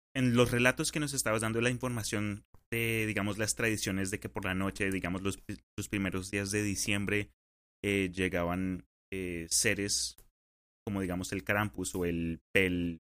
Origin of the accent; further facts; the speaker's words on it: Colombia; also born or lived in Spain; now in United States; yo pues de chiquito en Colombia